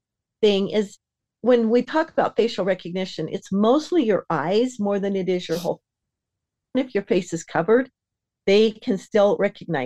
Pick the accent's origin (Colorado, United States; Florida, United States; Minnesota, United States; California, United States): Florida, United States; now in Utah, United States; I'm from Florida, and my family, I have family that lives there